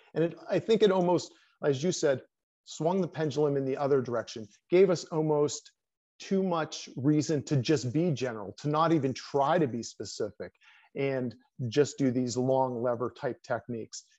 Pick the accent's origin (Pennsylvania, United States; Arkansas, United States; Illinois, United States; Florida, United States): Pennsylvania, United States; moved away as an adult; also born or lived in New York / Colorado Springs; I came back to my home state of Pennsylvania